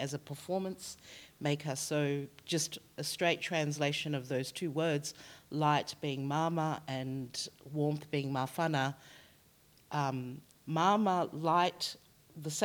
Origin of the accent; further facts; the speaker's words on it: Australia; I was born here in Australia